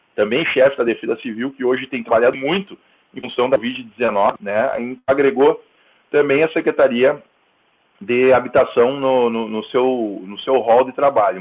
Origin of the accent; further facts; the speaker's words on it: Santo Ângelo, Rio Grande do Sul, Brazil; also born or lived in Cerro Largo; Eu sou nascido eh, em Cerro Largo, e no ano de 1980, na mesma cidade que tu, Giovanni, somos conterrâneos, uh, vim para Santo Ângelo, nem cheguei a morar em Santo Ângelo, vim para Santo Ângelo em 1985